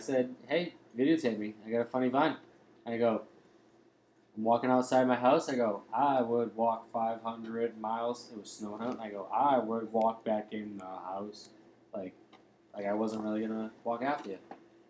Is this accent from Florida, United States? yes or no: no; Fargo, North Dakota, United States; moved away as an adult; now in Revere, United States; I'm from Fargo, North Dakota.